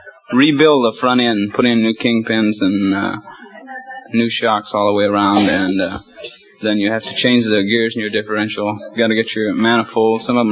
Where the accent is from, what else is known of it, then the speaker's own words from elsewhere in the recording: Oklahoma, United States; I'm from the Sooner State, Oklahoma.